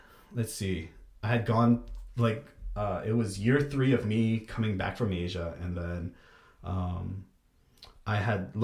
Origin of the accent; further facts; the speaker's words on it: United States; as an American